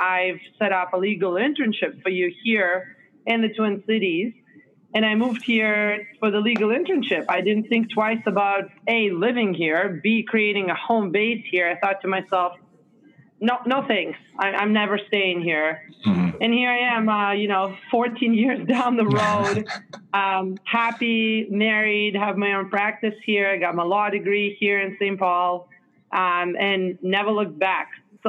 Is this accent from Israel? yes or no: yes; Israel; moved away; And it was a very interesting experience moving to Israel as a child. And then growing up in Israel, Israel is probably one of my most favorite culturally rich places in this world.